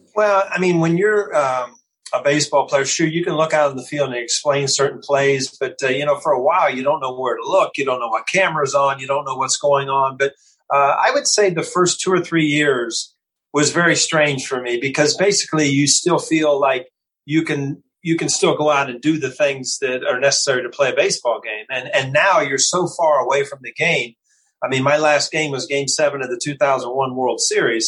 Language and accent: English; Ohio, United States; moved away as an adult; I was born and raised in Ohio